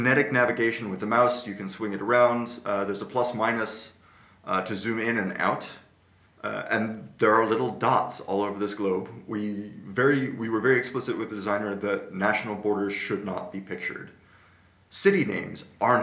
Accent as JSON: {"language": "English", "town": "Santa Clara", "region": "California", "country": "United States", "tie": "born or raised there", "moved": "yes", "lives_now": "Netherlands", "said": "my hometown college radio station, KSCU"}